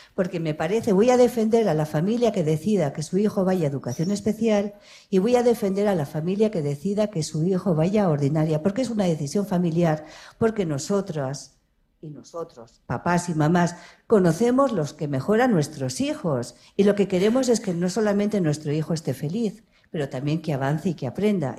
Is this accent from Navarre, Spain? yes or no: yes; Ribera of Navarre, Spain; soy de la Ribera de Navarra